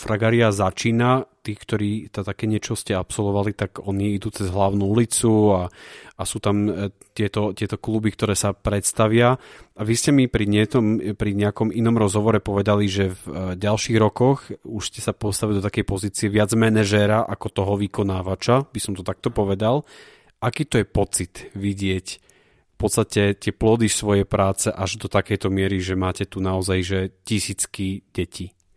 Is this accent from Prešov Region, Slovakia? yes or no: yes; Prešov, Prešov Region, Slovakia; ja som zo Siliska 3